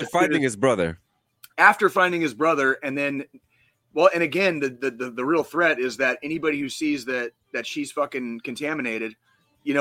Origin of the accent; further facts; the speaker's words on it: Tucson, Arizona, United States; where I grew up in Tucson, Arizona.